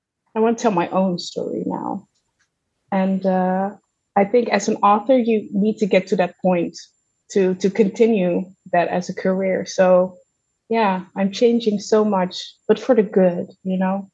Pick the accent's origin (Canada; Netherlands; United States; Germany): Netherlands; Zeeland; I grew up in Zeeland